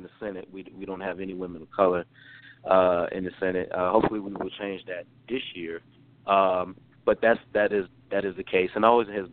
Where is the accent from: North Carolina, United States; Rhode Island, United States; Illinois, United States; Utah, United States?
North Carolina, United States; moved away as an adult; also born or lived in Atlanta, Georgia; now in Washington, D.C., United States; I am from the state of North Carolina originally, born and raised. However, I'm now a resident of Washington, D.C.